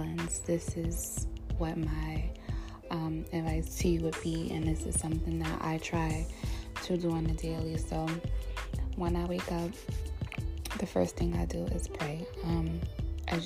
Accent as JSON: {"language": "English", "region": "New York", "country": "United States", "lives_now": "New Jersey, United States", "said": "I'm from New York, New Jersey, because I'm staying in New Jersey currently with my mom"}